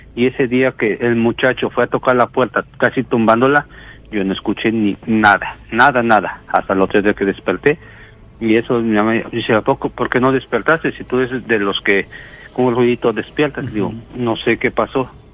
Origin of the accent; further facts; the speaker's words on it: Oaxaca, Mexico; also born or lived in Mexico City; soy nacido en la ciudad de México, y pero criado en Oaxaca, pues yo digo que soy de Oaxaca